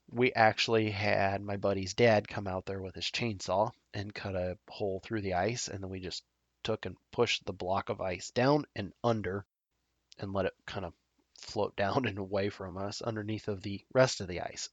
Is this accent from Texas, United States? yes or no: no; Nebraska, United States; my home state of Nebraska